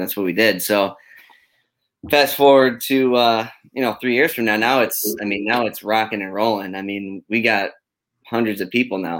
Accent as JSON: {"language": "English", "town": "Rochester", "region": "New York", "country": "United States", "moved": "yes", "lives_now": "Tampa, United States", "said": "when you move out of town, where I'm from Rochester"}